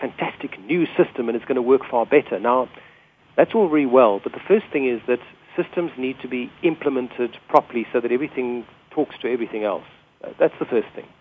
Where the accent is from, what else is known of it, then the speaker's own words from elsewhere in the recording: South Africa; which we call a petrol station in South Africa.